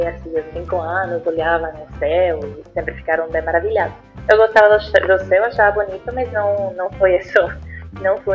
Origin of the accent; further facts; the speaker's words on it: Puerto Rico; Portuguese is a second language; moved away as an adult; now in Brazil; eu sou de Porto Rico, não, não nasci no, no, Brasil, mas estou aqui já há uns 11 anos.